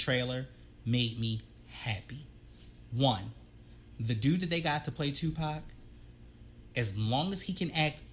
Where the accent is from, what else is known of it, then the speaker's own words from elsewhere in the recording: East Coast, United States; I'm from the East Coast